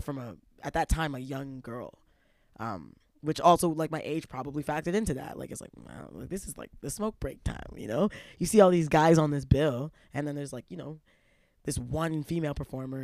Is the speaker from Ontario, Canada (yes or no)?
yes; Toronto, Ontario, Canada; those kind of, like, condemning early experiences growing up in Toronto.